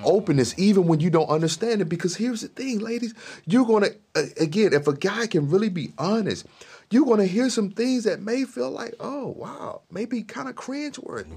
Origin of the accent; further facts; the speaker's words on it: Mississippi, United States; I grew up in Mississippi